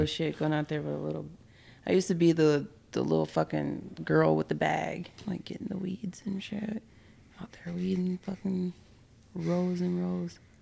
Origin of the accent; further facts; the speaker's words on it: Minneapolis, Minnesota, United States; I grew up in Minneapolis